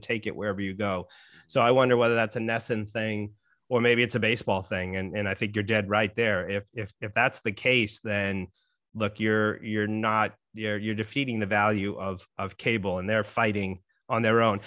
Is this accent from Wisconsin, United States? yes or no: no; Saugus, Massachusetts, United States; Jared and I share a hometown. We're both from Saugus, Massachusetts.